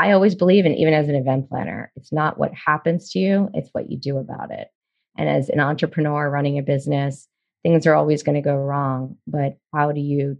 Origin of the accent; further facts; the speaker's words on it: Baltimore, Maryland, United States; moved away as an adult; also born or lived in New York / New Jersey / Charleston, South Carolina / Amelia Island, Florida; I grew up in Baltimore